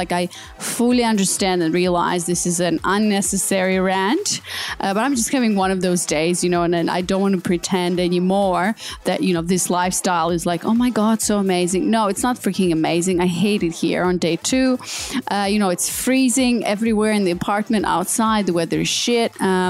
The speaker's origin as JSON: {"language": "English", "country": "Australia", "moved": "yes", "said": "And, you know, I came from Australia. It was like Bondi Beach, whatever."}